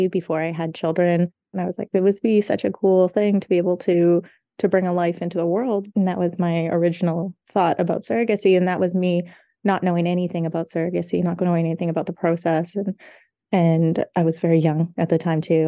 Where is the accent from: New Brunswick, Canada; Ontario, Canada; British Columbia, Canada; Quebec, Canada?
British Columbia, Canada; Victoria; moved away as an adult; now in Calgary, Canada; I'm from Victoria, BC.